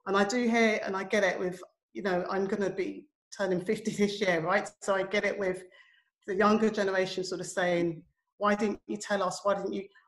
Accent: United Kingdom; I'm a child of Jamaican immigrants. I was born in the United Kingdom. I grew up in the 1970s

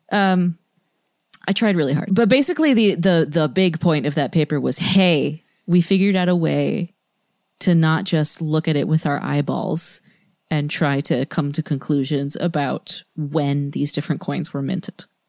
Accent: New England, United States; moved away; I'm from New England, and I remember summers in my childhood.

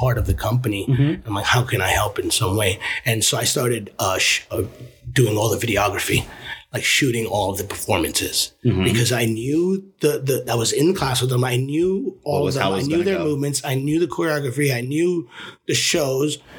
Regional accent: New York City, New York, United States; Growing up in the Lower East Side

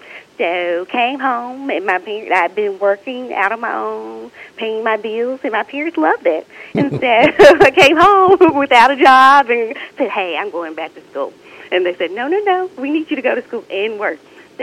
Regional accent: Batesville, Mississippi, United States; I'm originally from Batesville, so not too far away from Northwest or your community as well. But I grew up there and attended the University of Mississippi

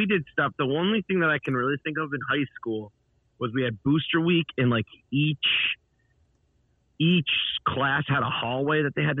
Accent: Northampton, Massachusetts, United States; moved away; also born or lived in Austin, Texas / Boston; my hometown. Northampton

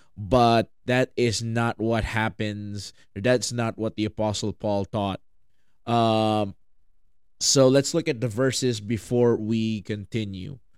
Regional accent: Philippines; I'm from the Philippines

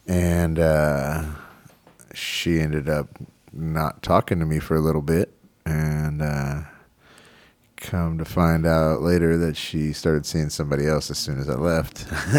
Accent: Texas, United States; moved away as an adult; also born or lived in Portland, Oregon; I'm from Texas and moved up to Portland, Oregon in 2011.

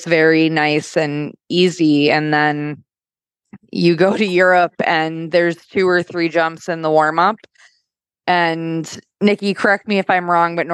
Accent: United States; I'm from America

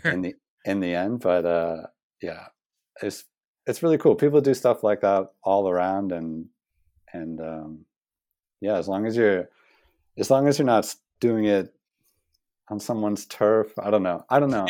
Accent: United States; moved away as an adult; also born or lived in Australia; now in New Zealand; being as an American

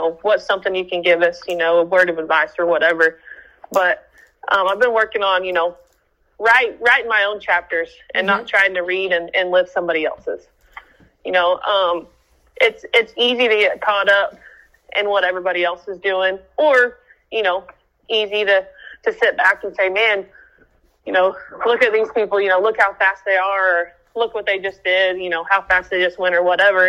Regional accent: Oklahoma, United States; we're from Oklahoma

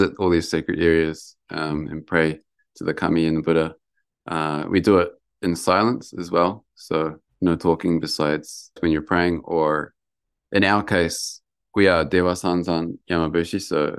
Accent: Lower Hutt, Wellington, New Zealand; now in Yamagata, Japan; So I was born in Lower Hutt in Wellington. So, and my house backed onto a forest.

